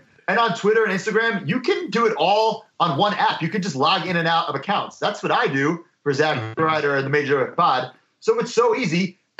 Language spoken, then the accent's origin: English; Long Island, New York, United States; moved away as an adult; I'm from Long Island, New York